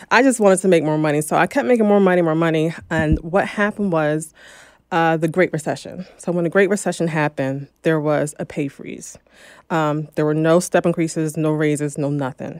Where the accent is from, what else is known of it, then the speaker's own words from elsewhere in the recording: New Jersey, United States; also born or lived in Philadelphia, Pennsylvania; now in Los Angeles, United States; I'm from New Jersey